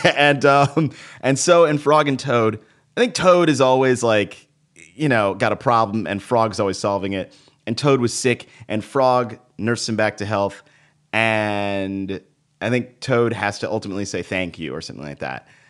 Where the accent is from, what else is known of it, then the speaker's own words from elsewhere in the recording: Dallas, Texas, United States; now in New York, United States; I was raised in Texas